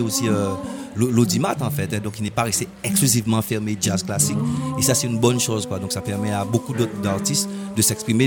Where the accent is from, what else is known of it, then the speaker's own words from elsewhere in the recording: Sainte-Anne, Guadeloupe; j'ai grandi à Sainte-Anne